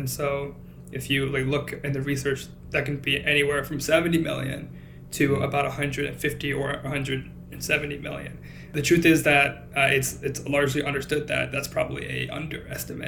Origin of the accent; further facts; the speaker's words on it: Cupertino, California, United States; moved away as an adult; also born or lived in Los Angeles, United States; now in Boston, United States; I grew up in California, around San Jose, California, a place called Cupertino